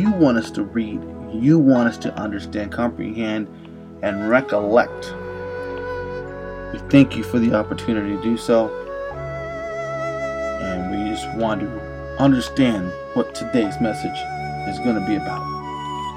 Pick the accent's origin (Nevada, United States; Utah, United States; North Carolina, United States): Nevada, United States; Las Vegas; my hometown here in Las Vegas